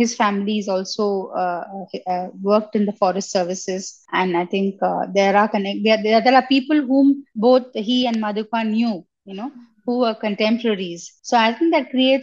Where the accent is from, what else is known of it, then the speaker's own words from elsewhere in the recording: Chennai, Tamil Nadu, India; I grew up in Chennai in the 80s and 90s